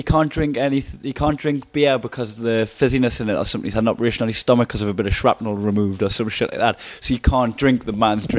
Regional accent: Blyth, North East England, United Kingdom; I come from Blythe as well.

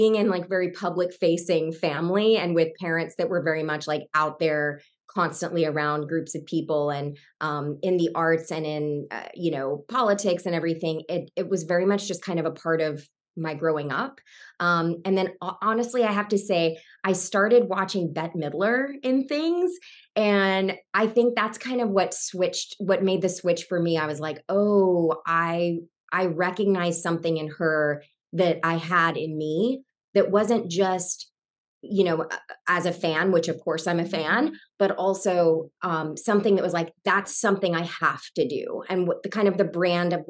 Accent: Savannah, Georgia, United States; I grew up in Savannah, Georgia

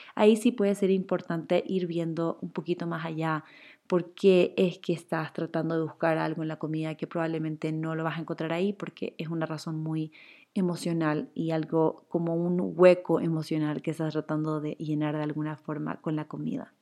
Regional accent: Chile; now in Ecuador; Yo soy chilena, pero vivo en Ecuador hace 10, creo que ya 12 años

